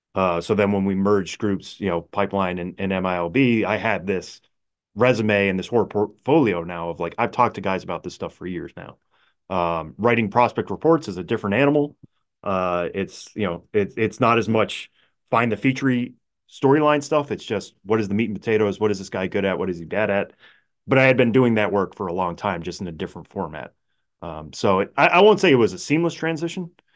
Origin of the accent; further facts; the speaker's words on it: Palmer, Massachusetts, United States; I grew up in Western Massachusetts, Palmer, Mass